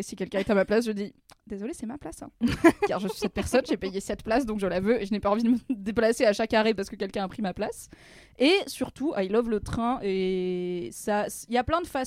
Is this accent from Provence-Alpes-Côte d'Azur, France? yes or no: no; Vercors, Drôme, Auvergne-Rhône-Alpes, France; moi j'ai grandi dans le Vercors, euh, dans la Drôme